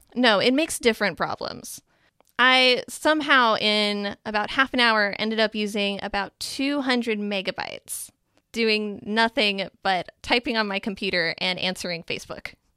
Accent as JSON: {"language": "English", "region": "Minnesota", "country": "United States", "said": "I am from Minnesota"}